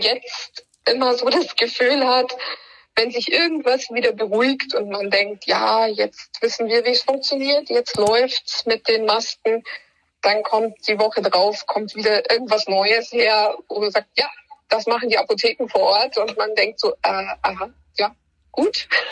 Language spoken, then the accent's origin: German; Bavaria, Germany; bei uns in Bayern